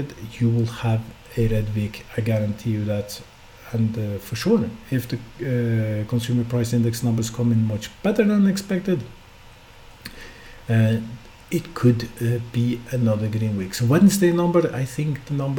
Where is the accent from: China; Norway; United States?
Norway; west coast of Norway, Western Norway; I'm Norwegian, I come from Norway. I come from the part of Norway where it always rains, the west coast of Norway